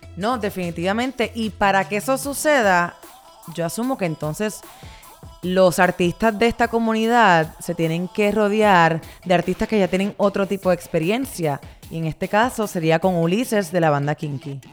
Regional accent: Puerto Rico; yo soy puertorriqueña. Así que crecí y nací con reggaetón en la sangre.

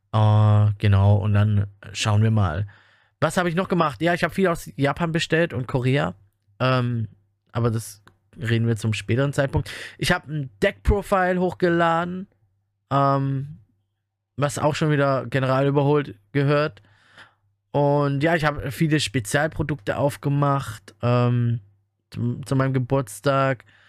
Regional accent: Germany; bei uns in Deutschland

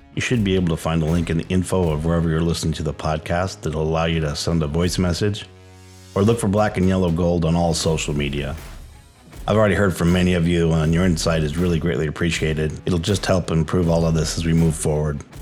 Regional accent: Hawaii, United States; This kid from Hawaii

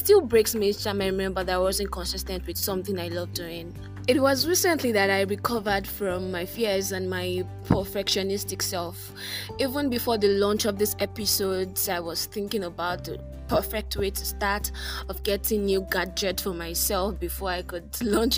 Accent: Ibadan, Oyo, Nigeria; I'm from Nigeria. I grew up in a city founded on Seven Hills, the beautiful city of Ibadan

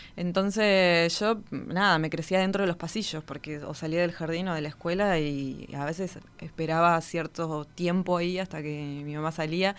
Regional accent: Río Gallegos, Santa Cruz, Argentina; Yo nací en la ciudad de Río Gallegos, en la provincia de Santa Cruz, al sur de Argentina, hmm. Patagonia pura.

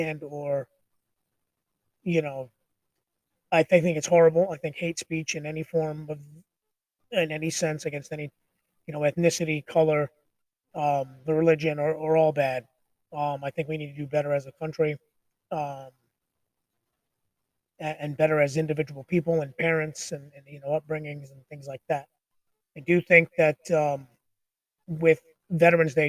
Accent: Long Island, New York, United States; I grew up on Long Island, a lot of Jewish people.

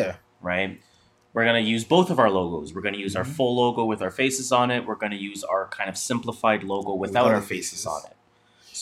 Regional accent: Canada; we're Canadian.

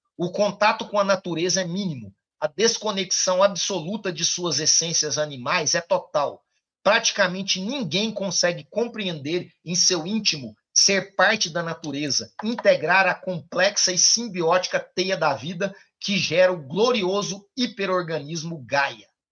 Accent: Ituiutaba, Minas Gerais, Brazil; now in Goiás, Brazil; minha cidade natal amada, Ituiutaba

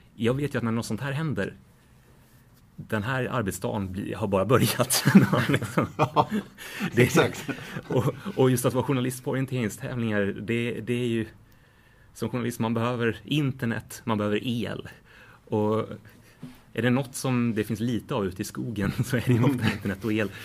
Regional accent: Sweden; som svensk reporter på plats

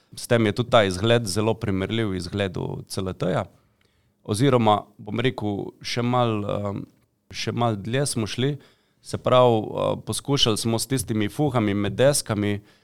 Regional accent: Slovenia; Slovenci smo hoče velikrat taki mačehovski do, do pametnih stvari

